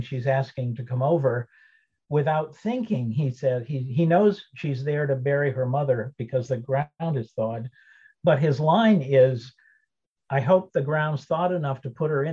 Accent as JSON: {"language": "English", "town": "Colebrook", "region": "New Hampshire", "country": "United States", "tie": "born or raised there", "said": "I grew up in Colebrook"}